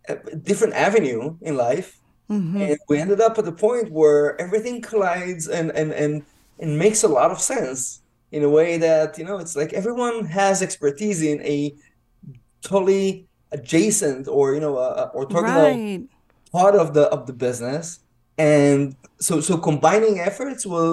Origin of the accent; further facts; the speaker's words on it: Israel; moved away as an adult; now in Dallas, United States; I'm originally from Israel. I mean, you can hear in my accent